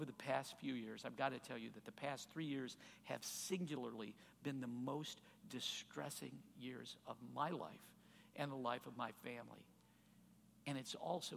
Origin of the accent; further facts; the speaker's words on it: Chicago, Illinois, United States; now in Indianapolis, United States; I grew up on the Chicago suburbs.